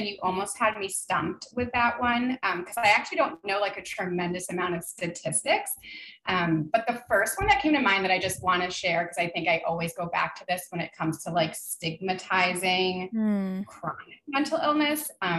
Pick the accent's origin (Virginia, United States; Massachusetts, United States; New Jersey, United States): New Jersey, United States; moved away as an adult; also born or lived in Connecticut; So basically my story is that I'm not from New Hampshire. I was born in Connecticut. I moved around a lot per my dad's job as a software engineer, but I mostly grew up in northern New Jersey.